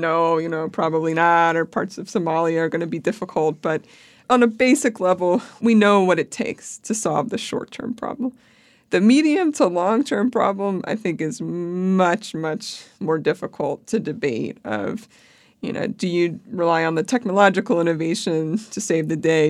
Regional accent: Pennsylvania, United States; I grew up in Pennsylvania

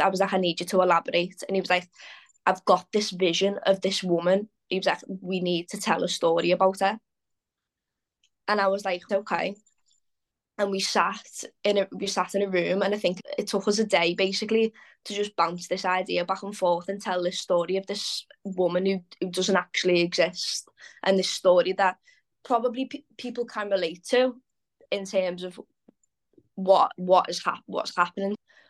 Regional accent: Liverpool, North West England, United Kingdom; Like I said, born and bred in Liverpool. I've never lived anywhere else. Obviously, it is a very musical city, so you do grow up around that kind of culture.

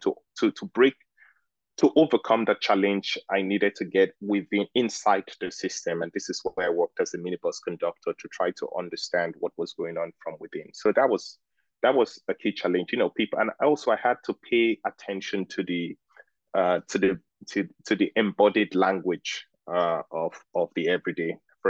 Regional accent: Lagos, Nigeria; well, I am Nigerian and I grew up in Lagos. So I, in many ways, embody the rhythms of Lagos life.

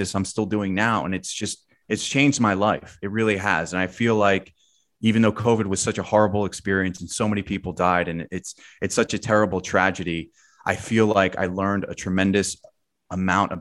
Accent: New Jersey suburbs, United States; I'm from the Jersey suburbs

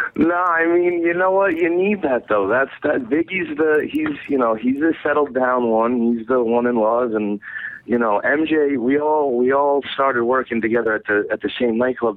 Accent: New Jersey, United States; moved away as an adult; now in Rhode Island, United States; I, I grew up in New Jersey. I moved to Rhode Island when I was 18. I'm 27 now, so I've been here almost 10 years

